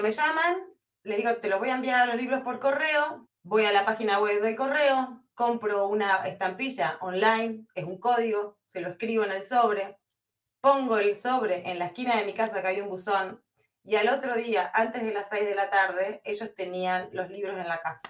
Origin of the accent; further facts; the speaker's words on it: Comodoro Rivadavia, Chubut, Argentina; moved away as an adult; now in Netherlands; ¿Cuánto hace que me fui de Comodoro? Mirá, todavía estaba chicano cuando me fui, hace muchísimos años